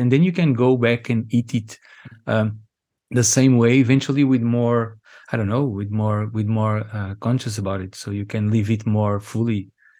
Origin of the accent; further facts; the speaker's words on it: Angola; And that's like a very important piece of information about ourselves, people growing up in Angola, but also ourselves as humans.